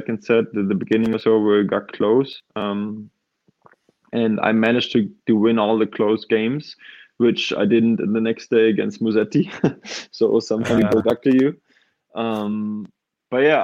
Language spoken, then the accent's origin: English; Karlsruhe, Baden-Württemberg, Germany; my hometown club in Karlsruhe